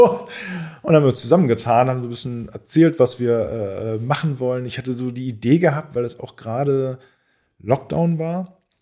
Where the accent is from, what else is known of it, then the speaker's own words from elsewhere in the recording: Quickborn, Schleswig-Holstein, Germany; also born or lived in Elbvororte, Hamburg; now in Hamburg, Germany; ich bin in Quickborn aufgewachsen, weil da so ein Vorort ist